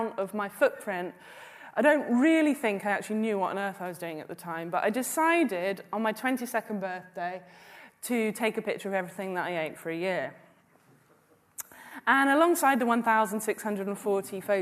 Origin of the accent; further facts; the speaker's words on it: London, United Kingdom; I was born in the London Borough of Ealing in 1979